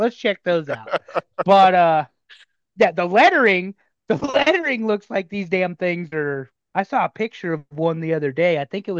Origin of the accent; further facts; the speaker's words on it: Nebraska, United States; growing up in Nebraska, on the northern edge of Tornado Alley.